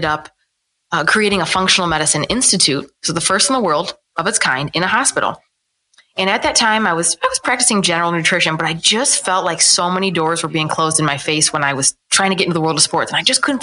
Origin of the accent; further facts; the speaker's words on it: Ohio, United States; also born or lived in New Orleans, Louisiana; I was born and raised in Ohio, small town Ohio